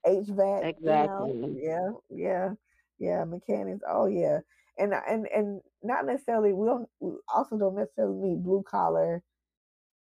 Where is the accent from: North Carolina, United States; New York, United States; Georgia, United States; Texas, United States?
Georgia, United States; Atlanta; I'm from Atlanta